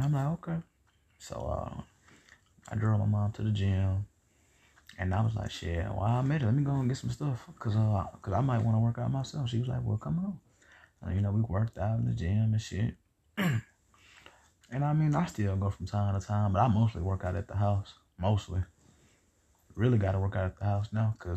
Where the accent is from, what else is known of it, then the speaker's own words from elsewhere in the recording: the South, United States; I'm from the South, man, and you know how we is